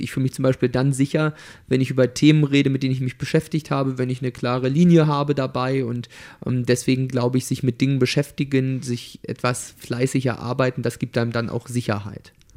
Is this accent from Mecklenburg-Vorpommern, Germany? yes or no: yes; Torgelow, Mecklenburg-Vorpommern, Germany; also born or lived in Ueckermünde; in Torgelow und in Öckermünde, wo ich groß geworden bin